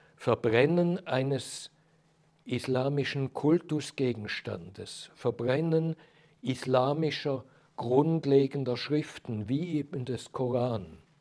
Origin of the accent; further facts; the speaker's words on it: Switzerland; als Schweizer Jurist